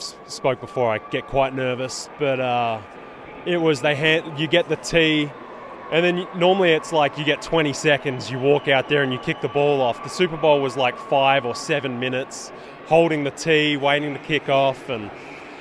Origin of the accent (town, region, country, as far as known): Australia; now in United States